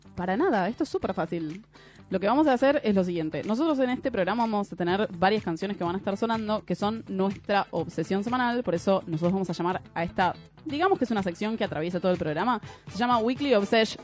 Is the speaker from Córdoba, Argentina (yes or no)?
no; Lanús, Buenos Aires Province, Argentina; Yo soy de Lanús, que queda un poquito más lejos que Bariloche